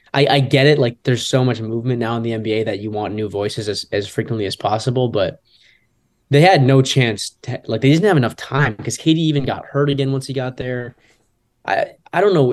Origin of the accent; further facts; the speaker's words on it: Michigan, United States; moved away; I'm obviously from Michigan